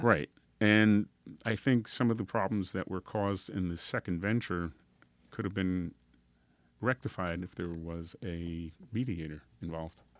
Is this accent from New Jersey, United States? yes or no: yes; Union Township, New Jersey, United States; accent: Guido; I grew up in Union Township, which is up north. That's where I got my Guido accent from